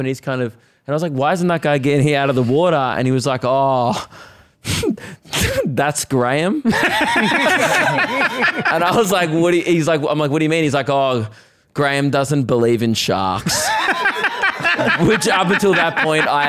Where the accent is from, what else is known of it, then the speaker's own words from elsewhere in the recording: Melbourne, Victoria, Australia; moved away; also born or lived in Gold Coast; I'm from Melbourne